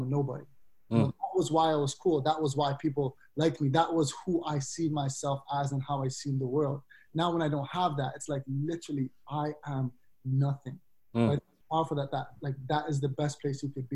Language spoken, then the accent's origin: English; Canada; being black, but being Canadian